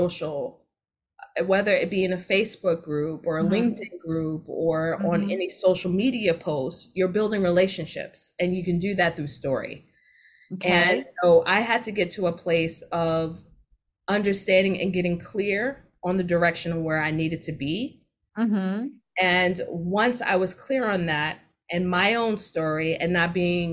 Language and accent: English; New York City, New York, United States; I'm from Jamaica, Queens